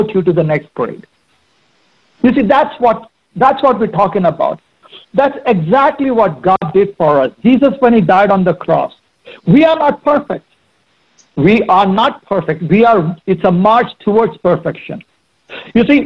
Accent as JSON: {"language": "English", "country": "India", "tie": "born or raised there", "moved": "yes", "said": "I grew up in India"}